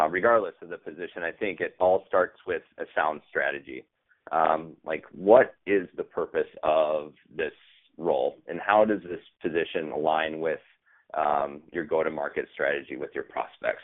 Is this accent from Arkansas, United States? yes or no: no; Minneapolis, Minnesota, United States; now in Boston, United States; I am from Minneapolis, Minnesota